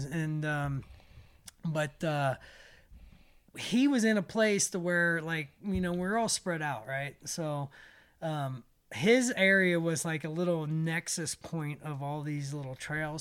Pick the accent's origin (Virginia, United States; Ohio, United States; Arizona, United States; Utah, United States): Ohio, United States; moved away; growing up in Ohio